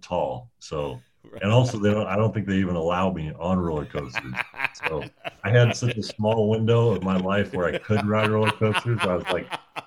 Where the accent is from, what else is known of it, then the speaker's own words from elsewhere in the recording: Indiana, United States; growing up in Indiana